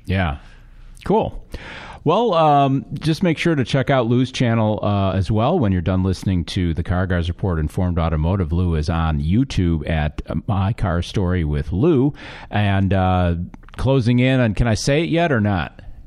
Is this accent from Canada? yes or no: no; England, United Kingdom; moved away; I am from England.